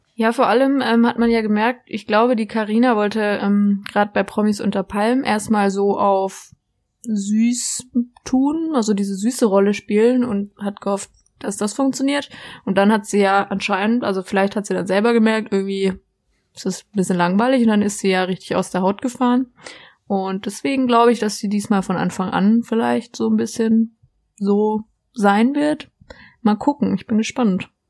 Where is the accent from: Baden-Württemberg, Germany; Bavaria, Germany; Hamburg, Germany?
Baden-Württemberg, Germany; near Freiburg; ich komme ja aus der Nähe, für die es nicht wissen, aus der Nähe von von Freiburg, da die Ecke, wo der Europapark ist